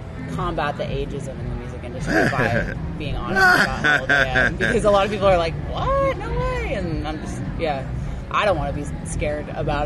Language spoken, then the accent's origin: English; Westchester County, New York, United States; moved away as an adult; also born or lived in Bronx, New York; now in Los Angeles, United States; I was born in the Bronx. Okay. And grew up in Westchester County. And came out to LA when I was 19, so going on 10 years now.